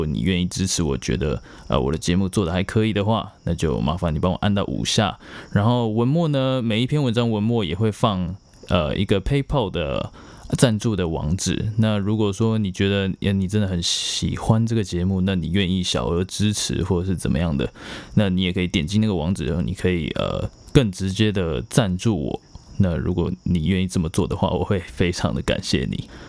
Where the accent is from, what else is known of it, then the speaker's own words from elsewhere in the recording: Myanmar; born there; 对啊，我是在缅甸出生的。